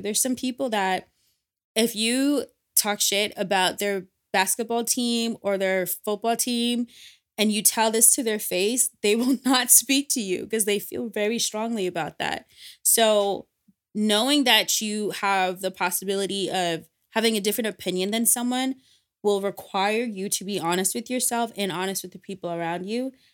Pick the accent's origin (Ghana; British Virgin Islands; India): Ghana; the value system that I was brought up with, being Ghanaian and being West African